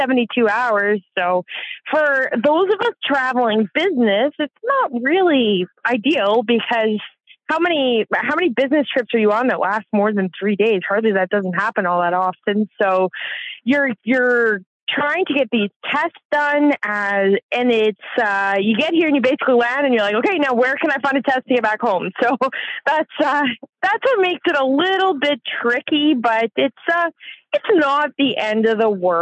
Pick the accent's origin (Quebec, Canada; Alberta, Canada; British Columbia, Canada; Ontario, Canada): Alberta, Canada; Southern; I come from Southern Alberta. I live on an acreage just outside of a small town called Bow Island